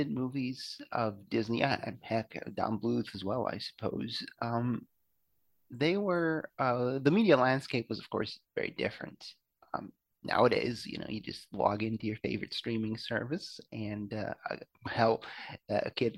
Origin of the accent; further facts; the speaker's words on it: Belgium; moved away; I grew up in Belgium